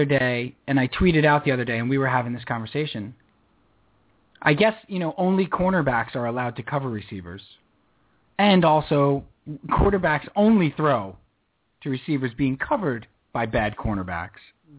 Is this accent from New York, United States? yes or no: yes; New York, United States; And I'm from New York, and I lost my dialect a long time ago.